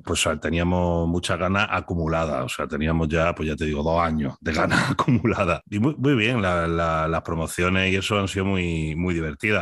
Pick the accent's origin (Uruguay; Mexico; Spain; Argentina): Spain; accent: Spanish; mi acento español